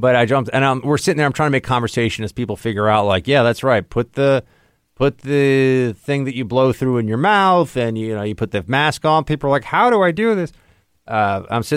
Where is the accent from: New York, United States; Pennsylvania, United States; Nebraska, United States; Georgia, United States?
New York, United States; As a New Yorker